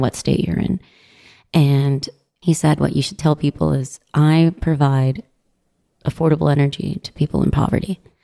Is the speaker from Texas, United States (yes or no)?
yes; Midland, Texas, United States; Midland, Texas. Heaven in the South